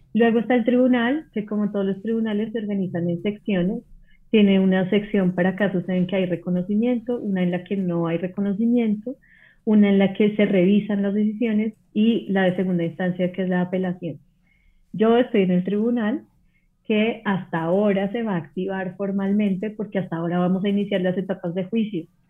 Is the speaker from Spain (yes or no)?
no; Colombia; soy colombiana